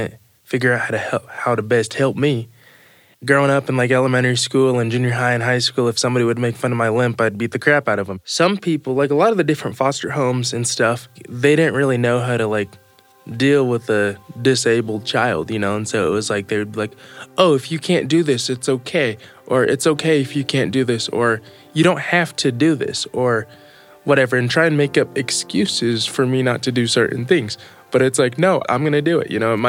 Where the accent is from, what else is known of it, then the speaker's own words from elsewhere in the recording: United States; also born or lived in Brazil; And I was flown to the U.S.